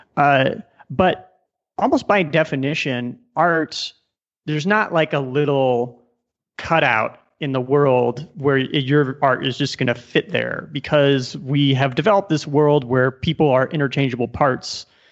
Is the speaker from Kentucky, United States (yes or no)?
no; Omaha, Nebraska, United States; moved away as an adult; also born or lived in Silicon Valley; now in Colombia; I was born and raised in Omaha, Nebraska